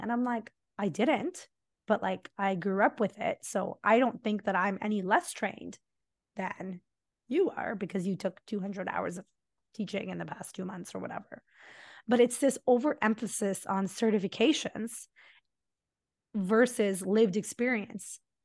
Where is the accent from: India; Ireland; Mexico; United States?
India; Mumbai, Maharashtra; moved away; we're South India and I grew up in Mumbai